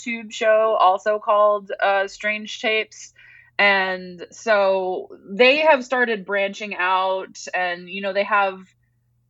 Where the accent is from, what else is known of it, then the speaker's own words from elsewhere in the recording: Massachusetts, United States; moved away; I grew up on the East Coast, a lot of Cape Cod activity